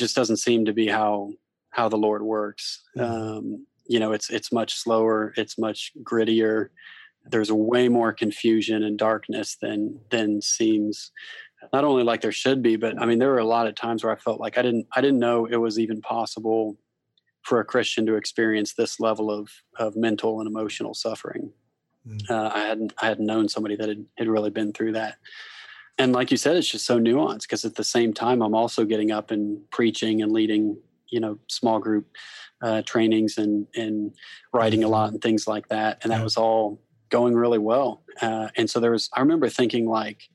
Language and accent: English; Kansas City, United States; moved away as an adult; also born or lived in Columbia; now in Louisville, United States; I was born and raised in Kansas City